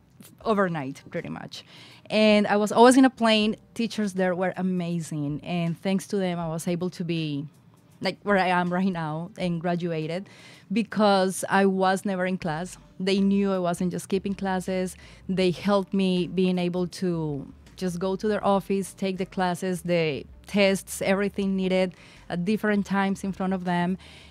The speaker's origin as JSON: {"language": "English", "country": "Colombia", "second_language": "English", "moved": "yes", "lives_now": "United States", "said": "To start from the beginning, I'm originally from Colombia. I moved to the United States in 2004. And that's when I went to the intensive English program at Lynn University."}